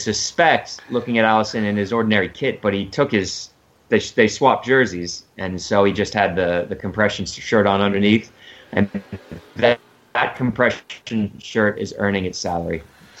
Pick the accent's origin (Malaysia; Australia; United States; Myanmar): United States; also born or lived in England; As an American and just following, having obviously lived in England